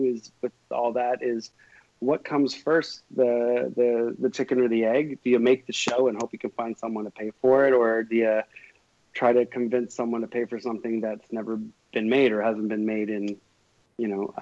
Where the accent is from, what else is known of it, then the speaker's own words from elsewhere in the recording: Canada; we're a Canadian show with Canadian people in it, on made by Canadians